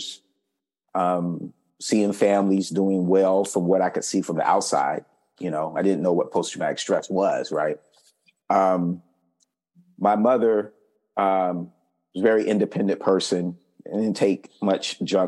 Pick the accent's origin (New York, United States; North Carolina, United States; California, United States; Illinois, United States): North Carolina, United States; Fayetteville; I grew up in Fayetteville, North Carolina, Fort Bragg's located there